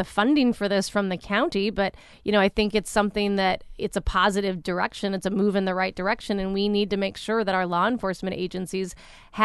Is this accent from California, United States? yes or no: yes; Anaheim, California, United States; Anaheim, which I'm, you know, my hometown